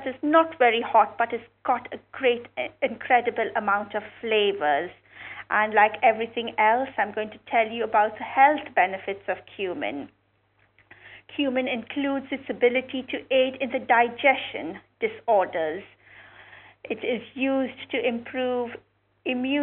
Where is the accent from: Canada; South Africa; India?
India; moved away; when I was growing up in India